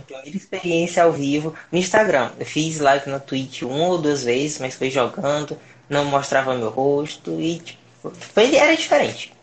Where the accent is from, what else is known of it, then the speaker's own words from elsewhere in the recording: Pedro II, Piauí, Brazil; moved away as an adult; now in Teresina, Brazil; eu sou de Pedro II do Piauí, atualmente estou aqui dando meu primeiro passo para ir para o mundo, aqui em Teresina.